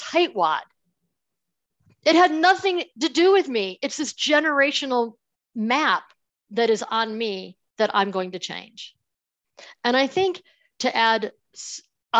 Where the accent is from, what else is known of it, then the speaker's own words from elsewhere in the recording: Buffalo, New York, United States; I grew up in Buffalo, New York, in that area, right near Niagara Falls.